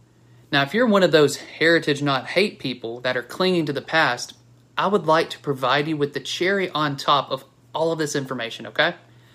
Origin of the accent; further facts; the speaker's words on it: Alabama, United States; Growing up in Alabama